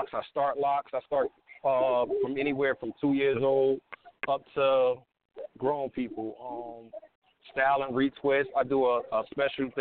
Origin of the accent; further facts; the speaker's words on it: Elizabeth, New Jersey, United States; now in Georgia, United States; I'm from New Jersey.